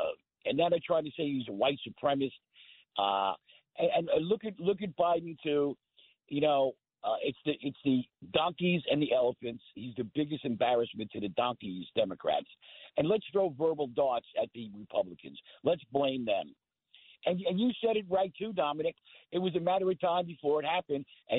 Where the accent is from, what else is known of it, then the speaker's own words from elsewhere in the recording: Oceanside, New York, United States; also born or lived in Rockville Centre; I grew up on the South Shore, Oceanside, Rockville Center.